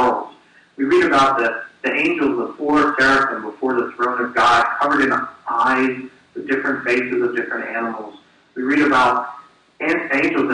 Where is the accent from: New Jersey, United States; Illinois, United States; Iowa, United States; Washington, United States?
New Jersey, United States; I was born in New Jersey